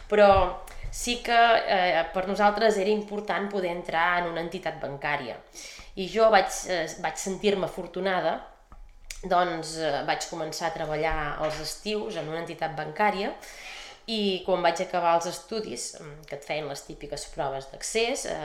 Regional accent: Sant Feliu de Guíxols, Catalonia, Spain; Doncs sí, eh, sóc de Sant Feliu, sóc ganxona, eh, vaig néixer aquí i he viscut tota la vida aquí. Ara mateix tinc 44 eh, anys

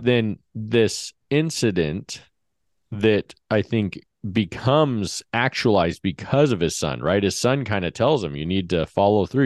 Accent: Henderson, Nevada, United States; We grew up in Henderson, so just a suburb of Vegas

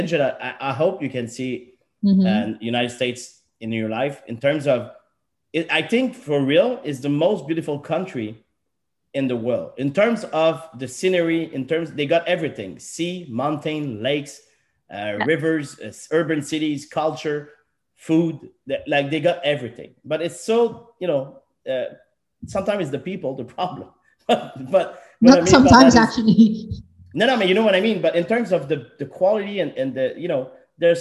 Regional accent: Canada; I'm Canadian

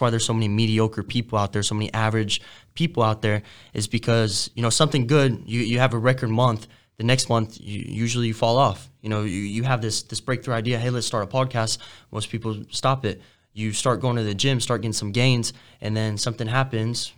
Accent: Denton, Texas, United States; I grew up in in Denton. It's like 20 minutes from Frisco, which is all like suburbs of, of Dallas

